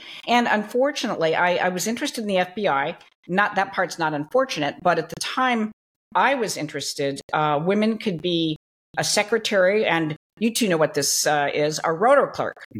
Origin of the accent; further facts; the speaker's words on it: Long Beach, California, United States; I grew up in Long Beach, California. So I was a Southern California girl